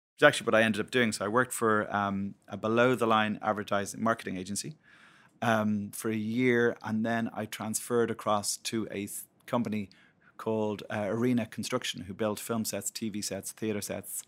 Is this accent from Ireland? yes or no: yes; Blackrock, Leinster, Ireland; I grew up in Black Rock, so Dean's Grange Graveyard, backed onto the back of it